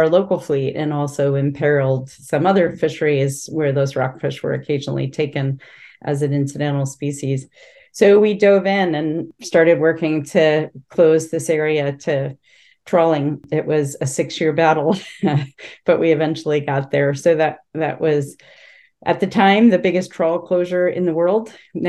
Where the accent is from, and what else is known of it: Norwalk, Connecticut, United States; born or raised there; moved away as an adult; now in Alaska, United States